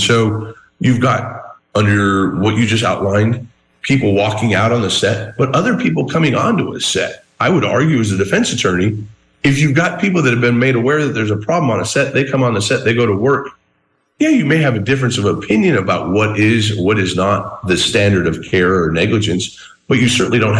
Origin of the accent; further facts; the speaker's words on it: Southern Arizona, United States; I went to Old Tucson as a kid. I grew up in Southern Arizona.